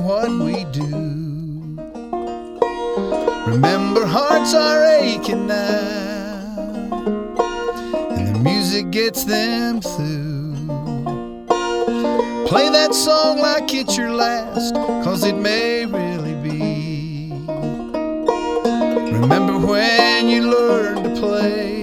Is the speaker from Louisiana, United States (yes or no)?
no; Bristol, Tennessee, United States; I grew up in Bristol, Tennessee